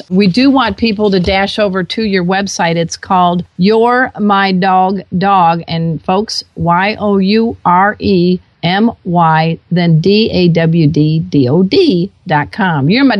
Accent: Chicago, Illinois, United States; I came from the Chicago area, so tell us a little bit about what that expression means.

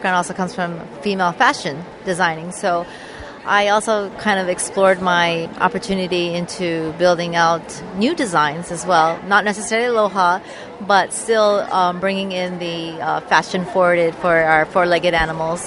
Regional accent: Hawaii, United States; we're originally from Hawaii

